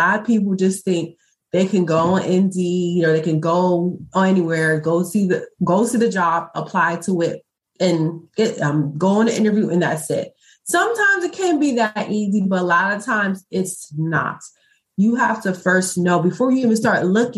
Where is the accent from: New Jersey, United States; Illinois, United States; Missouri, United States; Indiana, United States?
New Jersey, United States; moved away as an adult; now in Florida, United States; I'm originally from New Jersey